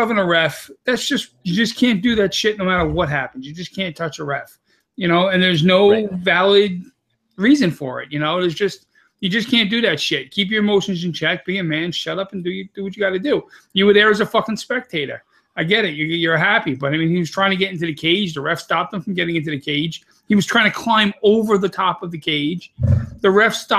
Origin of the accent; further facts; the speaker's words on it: New York City, New York, United States; I'm from Staten Island